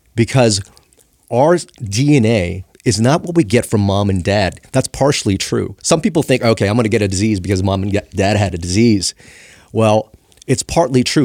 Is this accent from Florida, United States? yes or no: no; Los Angeles, California, United States; I grew up in Chinatown, L A.